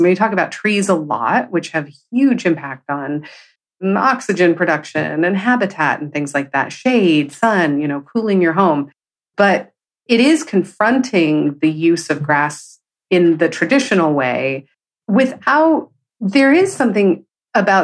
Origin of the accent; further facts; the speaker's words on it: California, United States; I grew up in California.